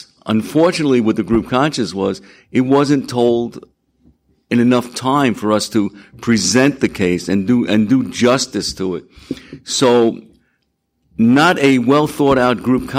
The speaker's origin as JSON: {"language": "English", "area": "Long Island", "region": "New York", "country": "United States", "said": "I'm from Long Island"}